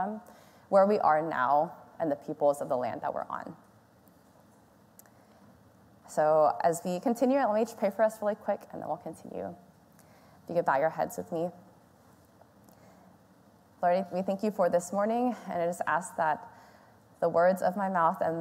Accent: Houston, Texas, United States; I was born and raised here in Houston

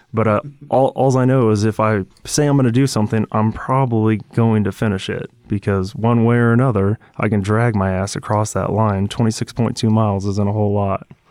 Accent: Washington, United States; growing up in Washington State

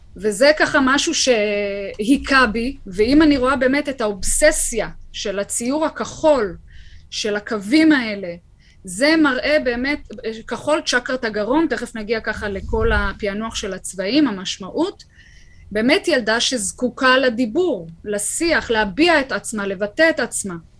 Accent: Kfar Saba, Central District, Israel; שגדלתי ככה בכפר סבא, גדלנו יחד

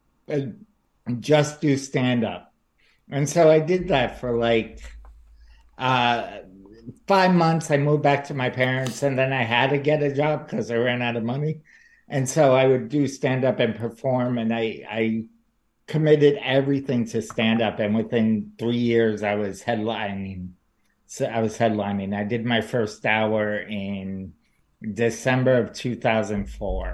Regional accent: New York City, New York, United States; moved away as an adult; now in New Jersey, United States; I'm from New York. I grew up in New York. I live in New Jersey now

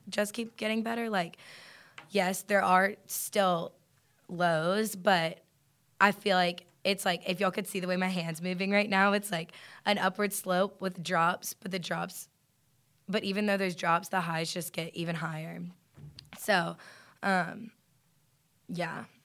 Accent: Lafayette, Louisiana, United States; moved away as an adult; now in Athens, United States; I'm from Lafayette, Louisiana

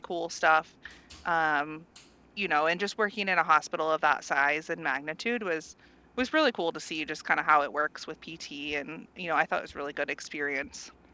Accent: Central Indiana, United States; moved away as an adult; now in San Diego, United States; I'm originally from Central Indiana, um, and you know, decided to do travel and get out of the Midwest

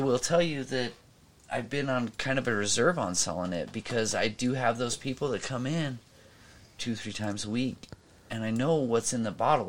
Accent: Idaho, United States; moved away; also born or lived in Oregon; I was born in Idaho, but I bleed green.

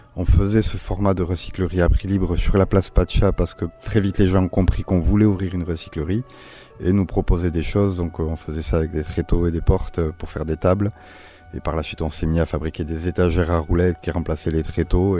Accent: Basque Country, Nouvelle-Aquitaine, France; j'ai grandi au Pays Basque

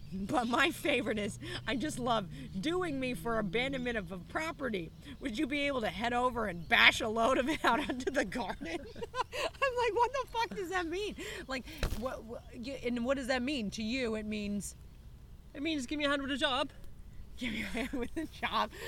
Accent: United States; now in Australia; I'm American

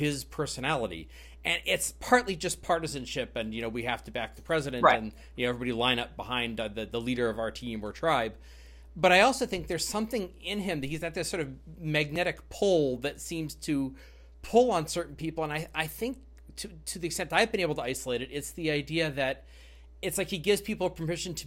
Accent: Midwest, United States; I'm a Midwesterner

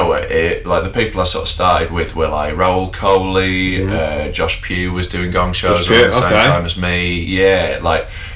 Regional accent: Knaresborough, Yorkshire and the Humber, United Kingdom; I'd moved back to my hometown in North Yorkshire

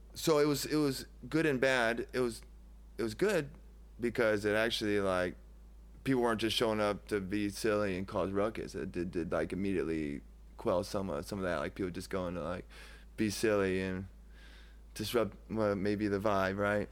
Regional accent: Davenport, Iowa, United States; I was from Davenport

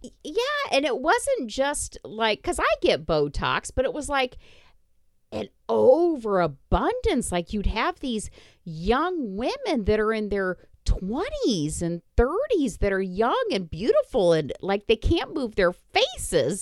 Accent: Indiana, United States; I grew up in Indiana

